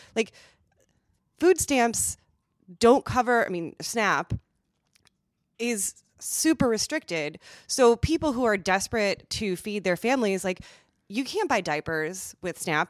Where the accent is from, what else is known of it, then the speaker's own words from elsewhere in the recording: Midwest, United States; I'm from the Midwest.